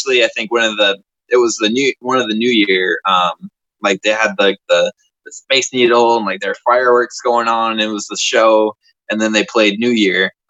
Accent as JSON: {"language": "English", "town": "Port Orchard", "region": "Washington", "country": "United States", "tie": "born or raised there", "also_born_or_lived": "San Diego, California / Florida", "moved": "as an adult", "lives_now": "Murray, Kentucky, United States", "said": "when I was 9, moved over to Western Washington. And then I grew up around the Gig Harbor, Port Orchard area until I was like 20, 24"}